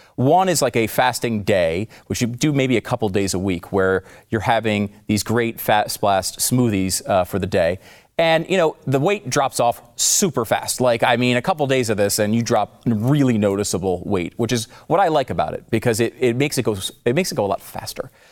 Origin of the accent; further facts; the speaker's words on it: New York, United States; I was born in New York